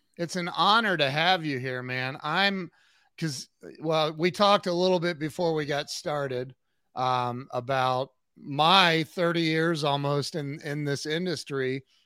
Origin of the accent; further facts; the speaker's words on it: United States; I'm from America